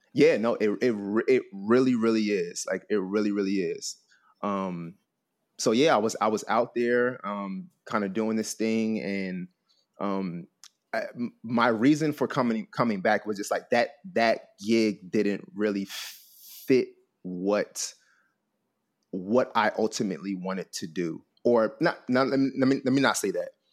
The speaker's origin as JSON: {"language": "English", "town": "Trenton", "region": "New Jersey", "country": "United States", "said": "I'm originally from, from, uh, from Trenton, New Jersey, um, East Coast boy."}